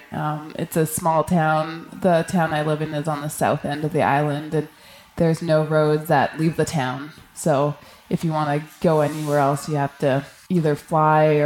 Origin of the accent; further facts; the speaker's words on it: Canadian Arctic, Canada; I grew up in the Canadian Arctic, so it was a pretty natural progression from doing camping trips with the you know with my family to week long trips to two week trips.